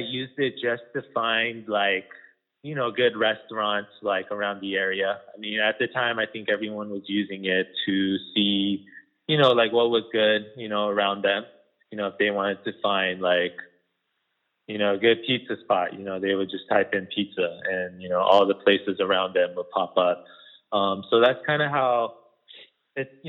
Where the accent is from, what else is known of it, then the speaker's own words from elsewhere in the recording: Las Vegas, Nevada, United States; There wasn't a lot of good Korean food, you know, growing up in Las Vegas